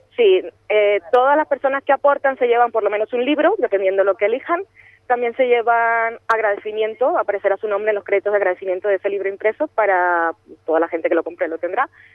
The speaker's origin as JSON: {"language": "Spanish", "country": "Colombia", "said": "yo soy de Colombia"}